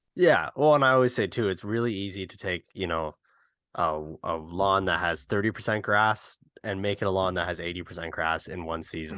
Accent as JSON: {"language": "English", "country": "Canada", "said": "as a Canadian"}